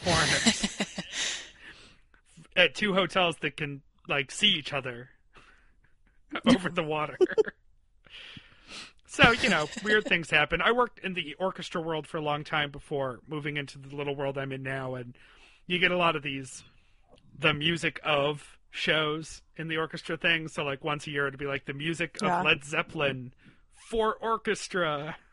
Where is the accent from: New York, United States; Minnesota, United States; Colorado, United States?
New York, United States; Western; where I was growing up in Western New York